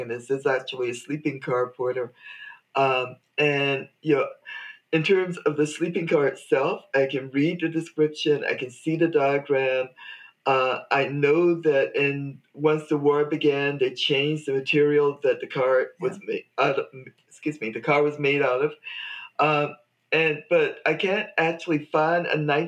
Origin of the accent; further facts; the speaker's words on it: Danville, Virginia, United States; moved away; Danville, Virginia, my hometown